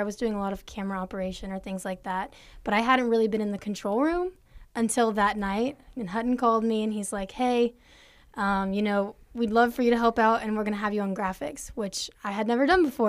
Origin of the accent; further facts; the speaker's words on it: Austin, Texas, United States; now in Abilene, United States; I'm from Austin, Texas